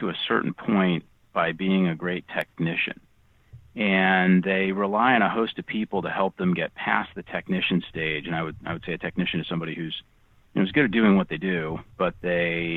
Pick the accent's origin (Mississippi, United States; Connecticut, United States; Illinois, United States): Connecticut, United States; Rocky Hill; now in Arizona, United States; I grew up in Connecticut playing hockey